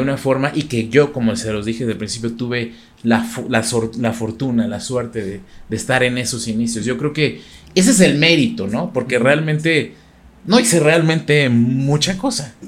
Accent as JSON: {"language": "Spanish", "country": "Mexico", "said": "ser de los primeros mexicanos en abrir un canal de YouTube"}